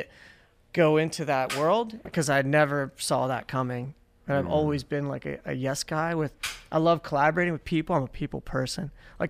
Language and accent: English; Pennsylvania, United States; moved away; I was born in Pennsylvania and, like, you know, I made it here.